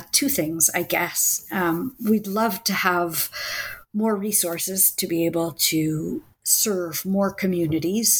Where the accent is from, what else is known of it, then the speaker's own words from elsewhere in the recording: Washington, District of Columbia, United States; now in Israel; I grew up in the Washington, D.C. area